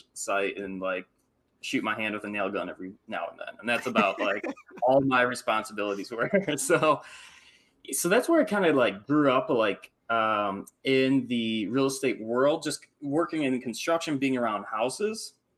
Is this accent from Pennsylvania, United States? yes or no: no; Michigan, United States; I grew up in Michigan, like in the Midwest, in the cold